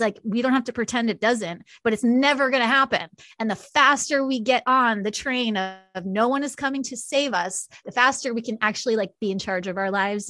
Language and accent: English; New York, United States; now in Kansas City, United States; I'm from New York originally